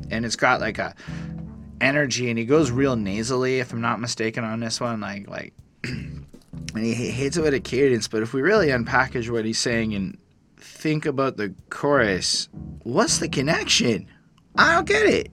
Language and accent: English; Canada; I'm a Canadian liberal